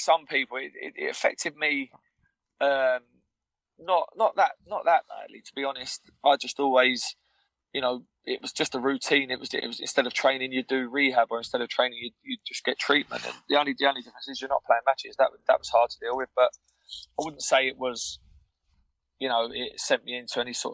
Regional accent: London, United Kingdom; moved away; Where I grew up in London, there was loads of cultures different.

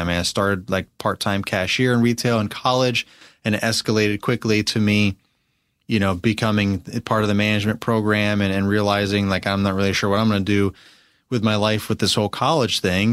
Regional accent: Albany, New York, United States; moved away as an adult; also born or lived in Pennsylvania; now in Virginia, United States; I'm from Albany, New York

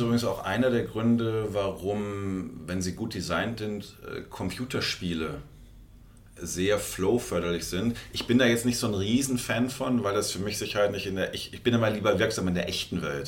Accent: North Rhine-Westphalia, Germany; bei uns in NRW, wo ich herkomme

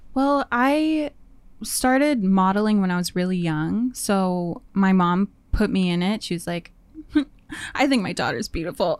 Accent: Winnipeg, Manitoba, Canada; moved away as an adult; now in Vancouver, Canada; I moved from Winnipeg. I was born and raised there

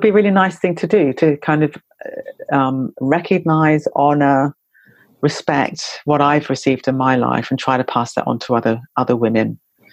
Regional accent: New Zealand; I come from New Zealand

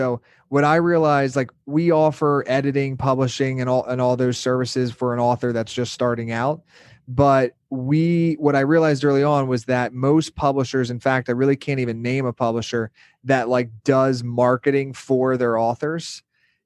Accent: Pennsylvania, United States; moved away as an adult; now in Miami, United States; from a small town in Pennsylvania, like an hour north of Philadelphia

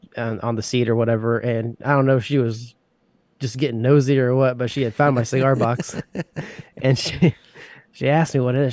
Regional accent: Indiana, United States; I grew up in a small town of Indiana

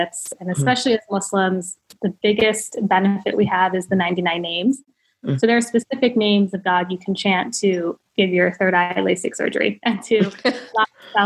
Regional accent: Ohio, United States; now in California, United States; I'm from Ohio

